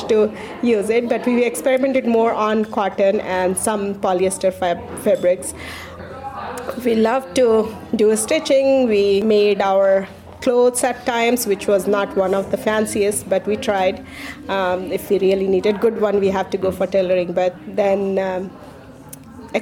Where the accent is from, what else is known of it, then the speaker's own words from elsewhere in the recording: Bihar, India; moved away as an adult; now in Pelham, United States; I was born and raised in India in the northeastern part called Bihar